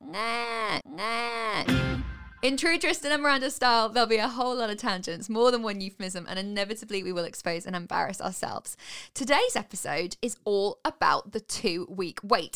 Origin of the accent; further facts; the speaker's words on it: United Kingdom; we're British